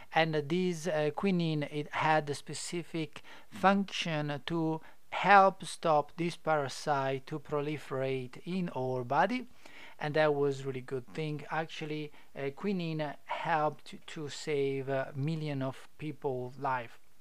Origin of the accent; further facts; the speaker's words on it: Italy; English is a second language; now in Adelaide, Australia; I'm not English or I'm not Australian. I am Italian, so apologize if my English is not perfect